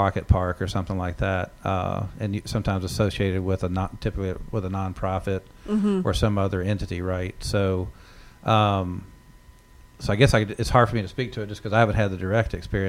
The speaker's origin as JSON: {"language": "English", "region": "Southwest Virginia", "country": "United States", "tie": "born or raised there", "moved": "yes", "lives_now": "New England, United States", "said": "where I grew up in Southwest Virginia, is mountains"}